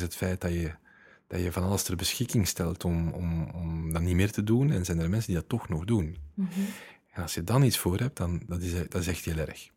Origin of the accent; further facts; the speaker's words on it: Leuven, Flanders, Belgium; ik ben van Leuven